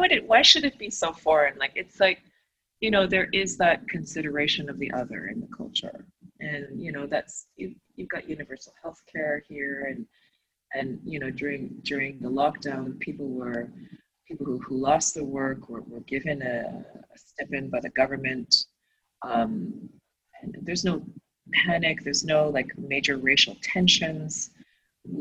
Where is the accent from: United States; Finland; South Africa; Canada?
Canada; Toronto, Ontario; also born or lived in Asia; growing up in Toronto and the cold winters